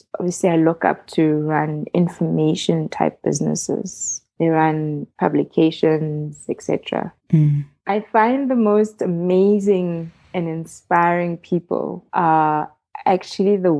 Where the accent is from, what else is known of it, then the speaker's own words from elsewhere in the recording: Midrand, Gauteng, South Africa; the chunk of growing up was actually in Midrand on the plot